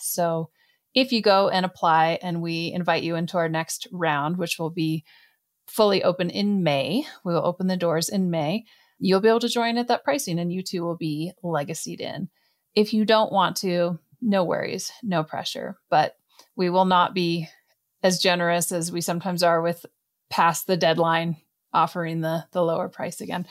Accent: Canada; I come from Canada.

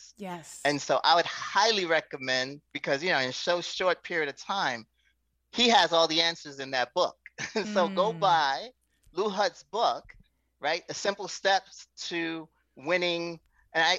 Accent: Haiti; moved away; I was a child and still brought in to advise my parents on finances, because we're from Haiti

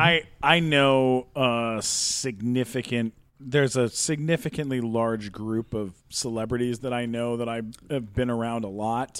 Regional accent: San Diego, California, United States; I grew up in San Diego.

